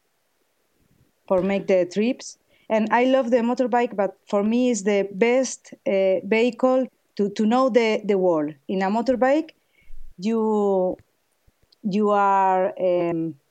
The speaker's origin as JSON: {"language": "English", "town": "Madrid", "region": "Community of Madrid", "country": "Spain", "second_language": "English", "said": "I'm from Madrid, Spain."}